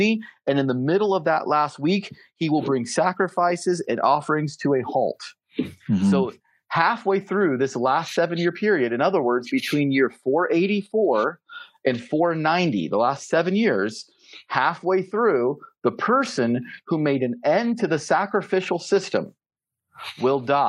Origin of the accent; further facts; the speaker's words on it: Seattle, Washington, United States; I'm American because I was born in Seattle